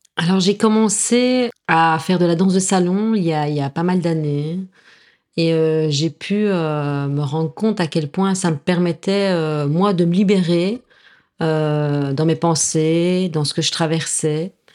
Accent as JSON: {"language": "French", "town": "La Louvière", "region": "Wallonia", "country": "Belgium", "tie": "born or raised there", "also_born_or_lived": "Mons, Belgium", "moved": "yes", "lives_now": "Nîmes, France", "said": "je viens de Belgique. J'ai envie de dire, je suis née à la Louvière, mais j'ai mon petit cœur qui est montois"}